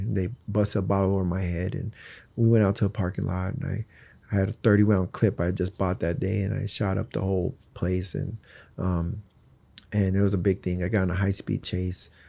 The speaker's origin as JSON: {"language": "English", "region": "East Coast", "country": "United States", "tie": "born or raised there", "also_born_or_lived": "Tucson, Arizona", "said": "I was born in Tucson. I was raised on the East Coast."}